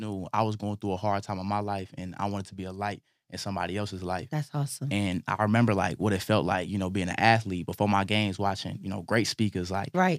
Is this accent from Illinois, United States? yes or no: yes; Illinois, United States; moved away; also born or lived in Georgia; growing up in Illinois, moving to Georgia